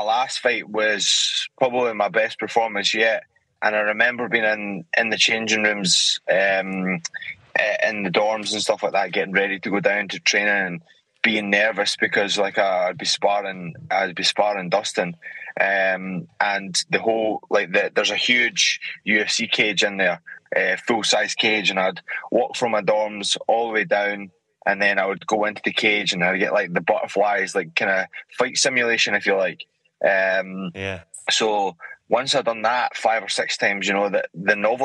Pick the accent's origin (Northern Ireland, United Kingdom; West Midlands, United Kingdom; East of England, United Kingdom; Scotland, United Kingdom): Scotland, United Kingdom; moved away as an adult; now in United States; I'm from Scotland